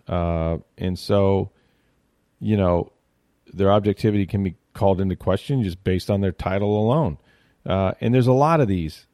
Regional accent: Tampa, Florida, United States; also born or lived in Arkansas; I grew up in Tampa. I haven't lived anywhere else

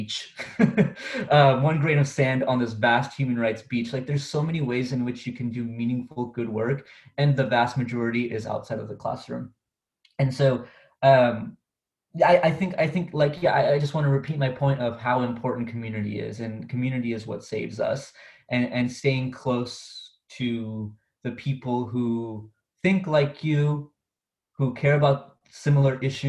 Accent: Orange County, California, United States; I'm from Orange County, California, and that's where I am right now.

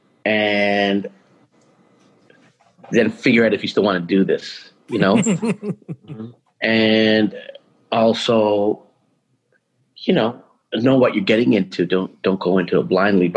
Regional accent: Toronto, Ontario, Canada; now in Vancouver, Canada; Toronto has really changed from when we grew up in Toronto

